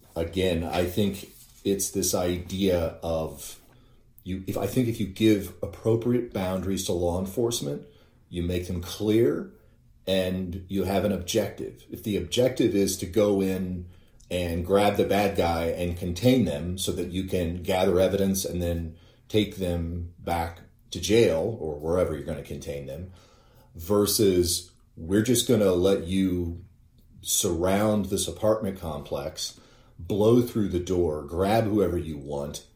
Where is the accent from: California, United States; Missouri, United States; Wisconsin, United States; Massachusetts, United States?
Missouri, United States; Northwest; as a child growing up in Northwest Missouri